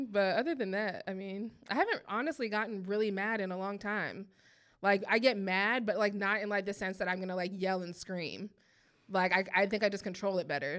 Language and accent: English; Midwest, United States; I'm from the Midwest